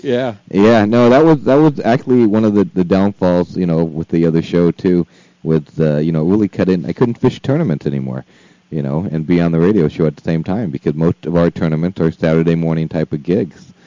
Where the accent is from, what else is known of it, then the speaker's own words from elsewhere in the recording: San Diego, California, United States; I grew up in San Diego. I grew up in Mira Mesa